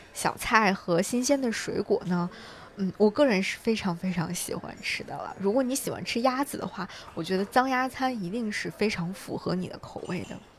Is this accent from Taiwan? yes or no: no; China; 我们中国人